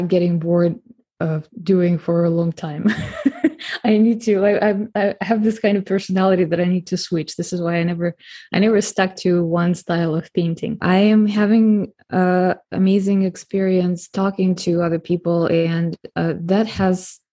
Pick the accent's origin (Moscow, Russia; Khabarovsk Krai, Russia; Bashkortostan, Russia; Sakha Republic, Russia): Moscow, Russia; now in San Diego, United States; I grew up in Russia myself, in Moscow